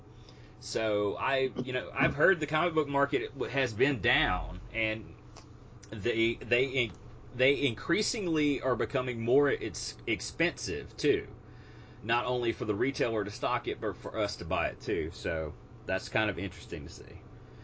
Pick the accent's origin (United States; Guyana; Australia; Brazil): United States; near Hattiesburg, Mississippi; born or raised there